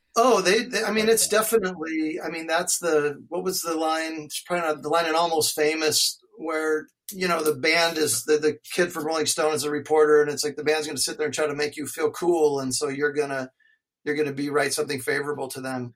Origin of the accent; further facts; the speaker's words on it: Alaska, United States; I grew up skiing in Alaska